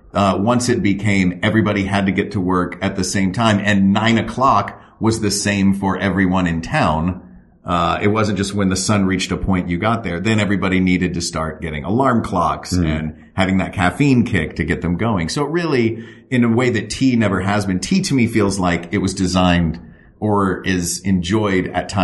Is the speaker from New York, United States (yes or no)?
no; Tennessee, United States; Growing up in Tennessee, it was tough to find unsweetened tea.